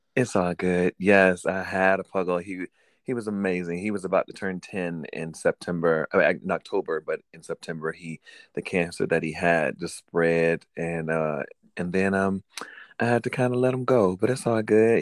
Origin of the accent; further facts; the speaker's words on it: Norfolk, Virginia, United States; also born or lived in Richmond, Virginia; I was raised in Norfolk since I was two